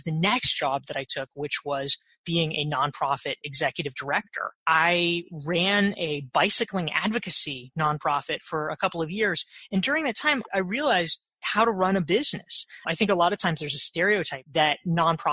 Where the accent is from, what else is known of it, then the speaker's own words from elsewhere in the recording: Pinehurst, North Carolina, United States; now in New York, United States; I grew up in a little golf resort called Pinehurst, North Carolina